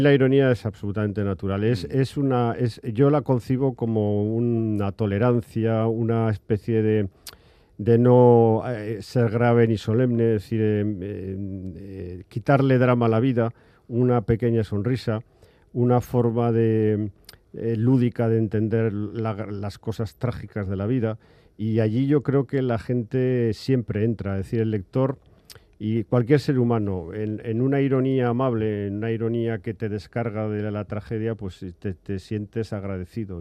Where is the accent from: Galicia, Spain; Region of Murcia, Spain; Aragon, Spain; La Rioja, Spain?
Aragon, Spain; Yo también soy hijo de una tierra que yo soy aragonés